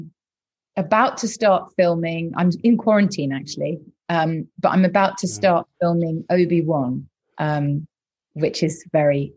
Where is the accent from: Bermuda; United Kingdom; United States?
United Kingdom; Bath, South West England; I was brought up in Bath